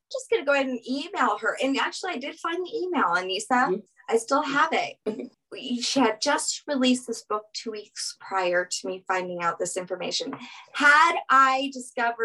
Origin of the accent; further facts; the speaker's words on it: Louisiana, United States; I'm from Louisiana